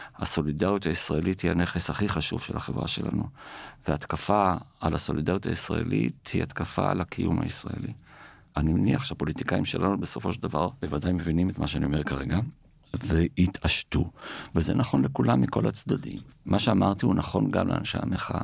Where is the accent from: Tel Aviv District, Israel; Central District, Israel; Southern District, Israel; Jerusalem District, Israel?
Jerusalem District, Israel; Jerusalem; אנחנו ירושלמים